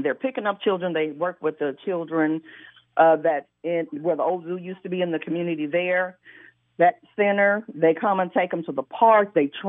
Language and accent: English; Washington, District of Columbia, United States; born there; because that's where I was born in Brightwood.